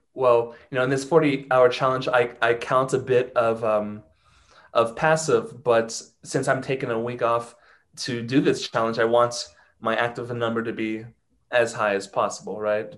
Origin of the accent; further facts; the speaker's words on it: Ohio, United States; first language English; moved away as an adult; now in Mexico City, Mexico; I am from Ohio, but I live in Mexico City. I've lived here for seven years now.